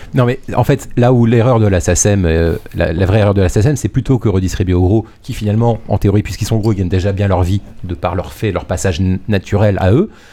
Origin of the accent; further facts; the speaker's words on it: France; on est français